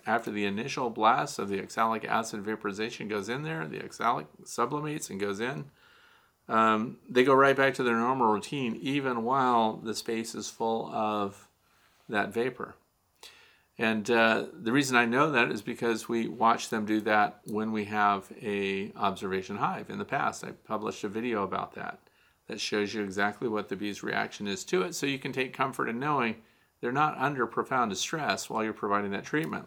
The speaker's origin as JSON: {"language": "English", "region": "Missouri", "country": "United States", "moved": "yes", "said": "I'm originally from Missouri"}